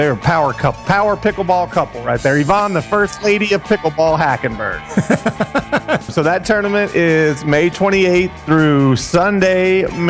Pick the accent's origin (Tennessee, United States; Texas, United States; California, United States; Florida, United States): Texas, United States; Tyler; I grew up in Tyler, Texas, which isn't too far from Louisiana and Monroe.